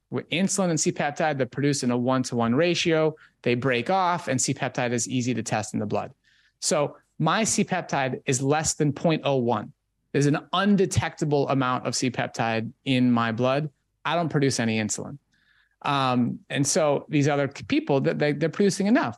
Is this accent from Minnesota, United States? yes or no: yes; Minnesota, United States; I was growing up in Minnesota at that time